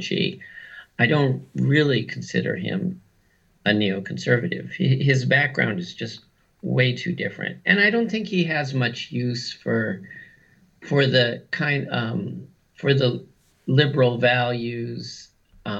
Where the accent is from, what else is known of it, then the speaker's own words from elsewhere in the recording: West Coast, United States; I was brought up on the West Coast